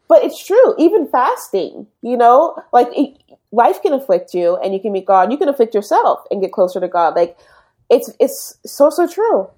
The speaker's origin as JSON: {"language": "English", "town": "Berkeley", "region": "California", "country": "United States", "tie": "born or raised there", "first_language": "English", "moved": "as an adult", "lives_now": "Canada", "said": "in California. Berkeley"}